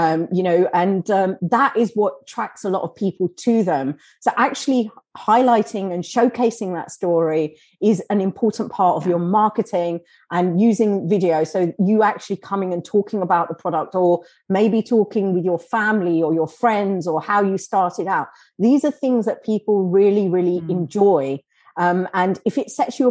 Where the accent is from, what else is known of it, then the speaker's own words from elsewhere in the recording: Kenya; we're from Kenya.